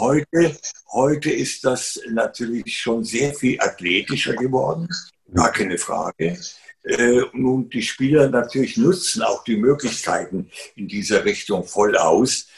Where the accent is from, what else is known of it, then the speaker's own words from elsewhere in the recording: Garmisch-Partenkirchen, Bavaria, Germany; Ich bin ja im Süden aufgewachsen